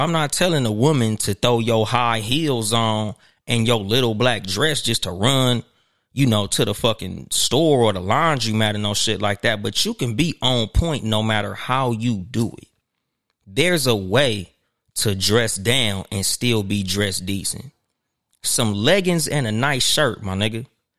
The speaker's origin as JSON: {"language": "English", "region": "West Coast", "country": "United States", "said": "You know, I'm from the West Coast, so you know with us, nigga, we'll throw on some Nike Cortez, some Chucks or some shit."}